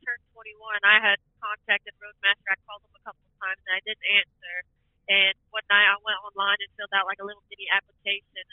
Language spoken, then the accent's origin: English; Riverview, Florida, United States; being born and raised in Florida